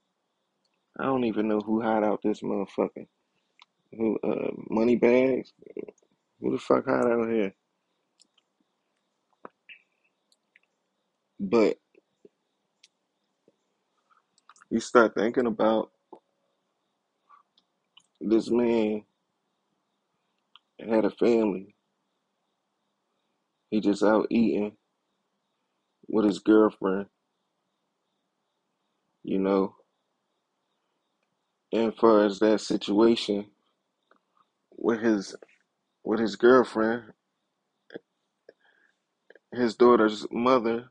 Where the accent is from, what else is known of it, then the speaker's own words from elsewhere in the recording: Philadelphia, Pennsylvania, United States; I'm from Philadelphia, Pennsylvania